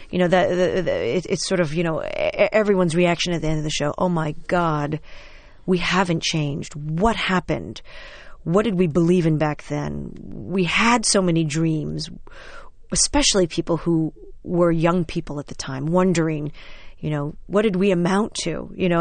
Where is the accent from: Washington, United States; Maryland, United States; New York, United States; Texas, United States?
New York, United States; New York City; I'm born and bred in New York City. I'm a total, like, Manhattan girl.